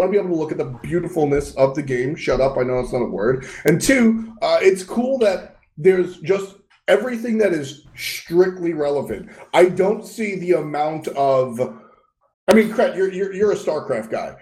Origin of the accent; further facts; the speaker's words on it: United States; my home country